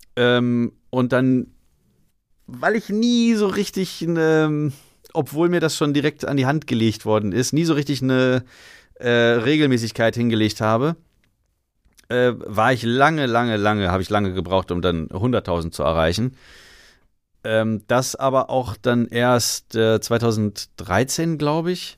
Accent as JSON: {"language": "German", "town": "Salzgitter", "region": "Lower Saxony", "country": "Germany", "moved": "as an adult", "lives_now": "Berlin, Germany", "said": "in Salzgitter, da wo ich herkomme, da geht halt nix."}